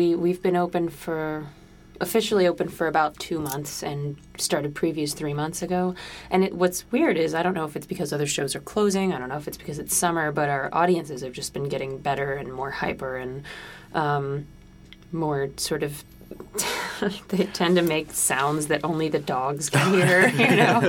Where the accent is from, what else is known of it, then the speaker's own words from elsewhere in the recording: New Jersey, United States; I am from New Jersey.